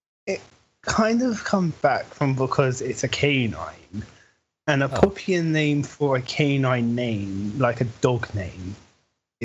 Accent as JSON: {"language": "English", "region": "England", "country": "United Kingdom", "said": "I'm from England, and I'm a colorist"}